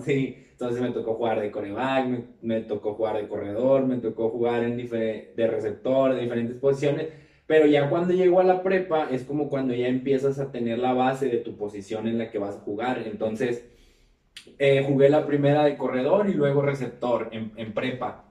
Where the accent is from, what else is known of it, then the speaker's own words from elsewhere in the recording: Mexico; como mexicanos en otros países